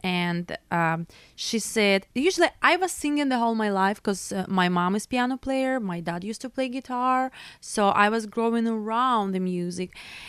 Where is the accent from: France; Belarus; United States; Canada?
Belarus; English is a second language; Because I'm from Europe, Belarus, and I used to work all over Europe.